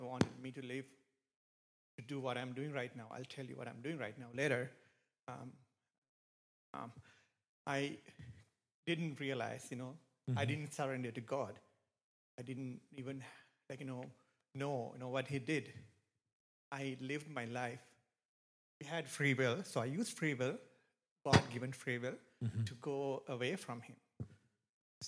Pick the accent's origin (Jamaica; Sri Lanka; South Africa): Sri Lanka; moved away; I am from Sri Lanka. It's probably you have heard of it. It's a small island near India. It's a very beautiful country. It's a good country to live. But I grew up there